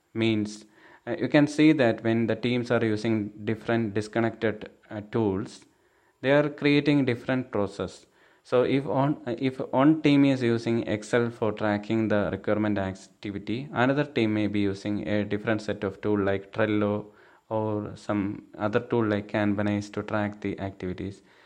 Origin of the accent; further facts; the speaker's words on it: Thiruvananthapuram, Kerala, India; I'm from Thiruvananthapuram, Kerala state.